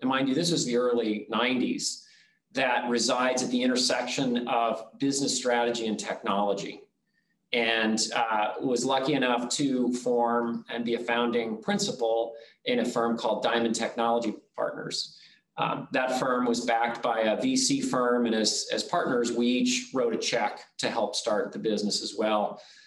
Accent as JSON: {"language": "English", "region": "Nebraska", "country": "United States", "tie": "born or raised there", "said": "I was born and raised in a, a, small town in Nebraska"}